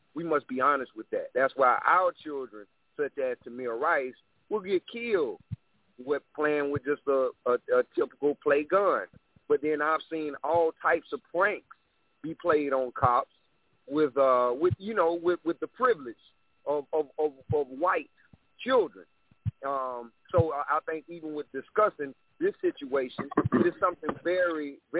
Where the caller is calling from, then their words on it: Columbia, South Carolina, United States; again, I'm calling from Columbia, South Carolina